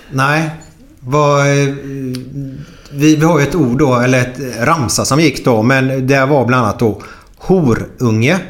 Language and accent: Swedish; Gothenburg, Västra Götaland, Sweden